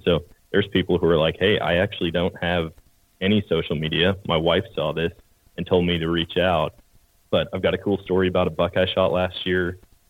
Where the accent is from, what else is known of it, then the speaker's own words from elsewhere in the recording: Eau Claire, Wisconsin, United States; So I grew up in Wisconsin, Eau Claire, Wisconsin, and born and raised there.